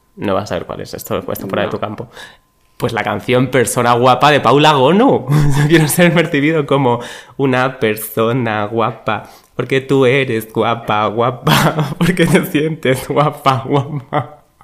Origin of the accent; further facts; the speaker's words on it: Extremadura, Spain; moved away; 06400, ese es el de mi pueblo